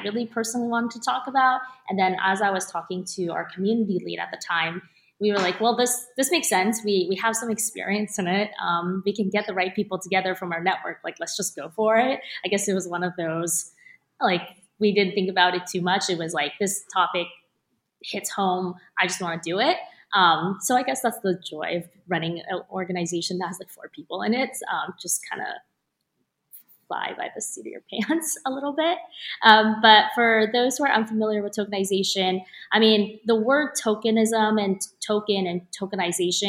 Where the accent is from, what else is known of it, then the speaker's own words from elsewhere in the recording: United States; I'm Chinese American